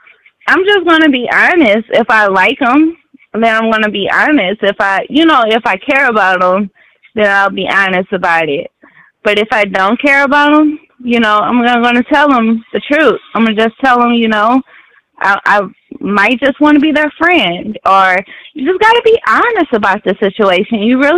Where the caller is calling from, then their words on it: St. Louis, Missouri, United States; I'm calling from St. Louis.